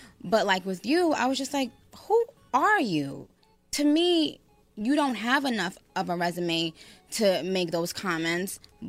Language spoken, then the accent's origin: English; New York, United States; I grew up in New York.